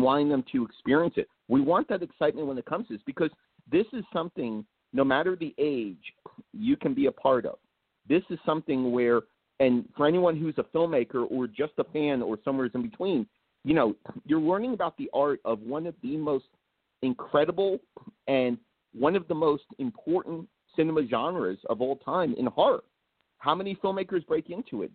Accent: Blairstown, New Jersey, United States; I'm up north in Blairstown, New Jersey

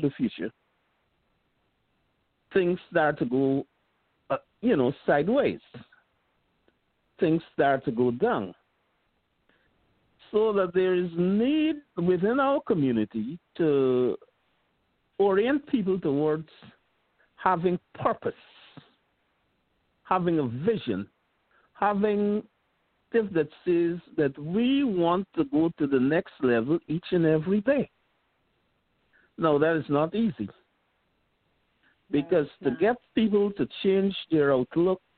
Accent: Guyana; also born or lived in Queens, New York; now in New York, United States; I am originally from Guyana

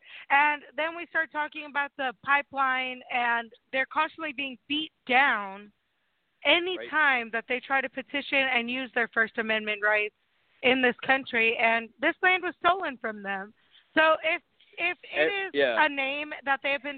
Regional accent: Oahu, Hawaii, United States; Yeah, I grew up on Oahu, so I know where you were.

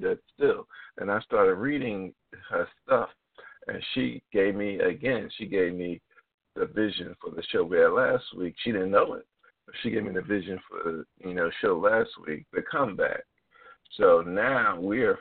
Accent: Philadelphia, Pennsylvania, United States; I'm from Philadelphia, but we went out in the Quakertown area

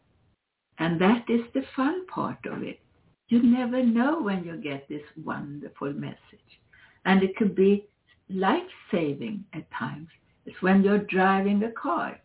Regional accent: Sweden; now in United States; I come from Sweden

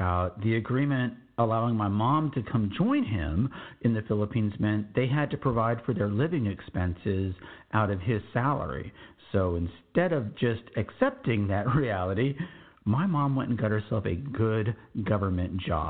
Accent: Laredo, Texas, United States; also born or lived in Austin, Texas; I was born in Austin, Texas, but my first home was in Laredo, Texas, where my dad was stationed at Laredo Air Force Base.

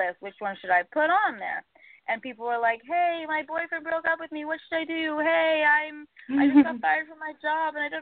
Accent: Canada; moved away as an adult; also born or lived in New York City; now in New York, United States; I'm Canadian

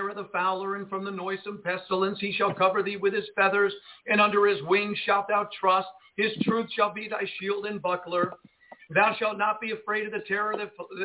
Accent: United States; We grew up in the United States with these TV shows

